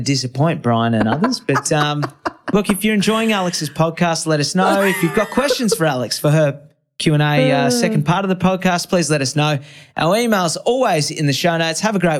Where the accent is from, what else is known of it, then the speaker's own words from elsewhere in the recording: Brisbane, Queensland, Australia; I'm from Brisbane, right? Brisbane's the biggest council in the Southern Hemisphere by amount of residents and constituents. And as a result, every suburb's like identical, right?